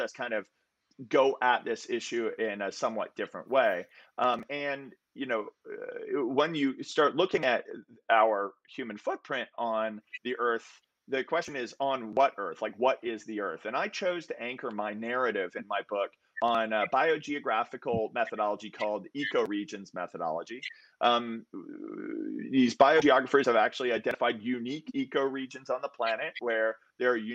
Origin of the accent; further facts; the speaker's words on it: Central Florida, United States; I grew up in Central Florida, and everybody in Florida knows the Everglades.